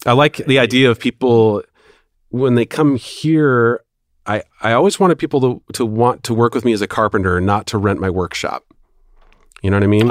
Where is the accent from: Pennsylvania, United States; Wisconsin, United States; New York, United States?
Wisconsin, United States; Milwaukee; moved away as an adult; also born or lived in Los Angeles; I was raised in Milwaukee, so I was coming home